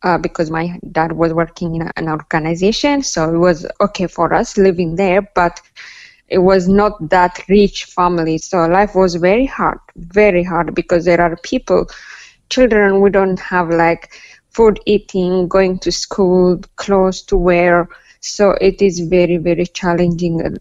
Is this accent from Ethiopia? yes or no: yes; Ethiopia; moved away as an adult; also born or lived in Kenya; now in Melbourne, Australia; Life is really beautiful in growing up in Ethiopia. Like I was born in 1992 and grew up